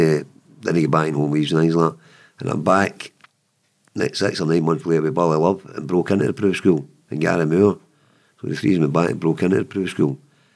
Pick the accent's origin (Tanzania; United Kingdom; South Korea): United Kingdom; Glasgow, Scotland; also born or lived in Cranhill/Carntyne, Glasgow; we moved to Gathamo